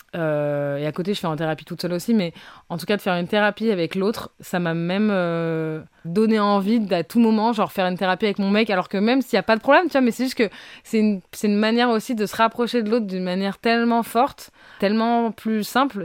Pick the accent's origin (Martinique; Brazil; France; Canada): Brazil; moved away; je reviens du Brésil et je suis brésilienne pourtant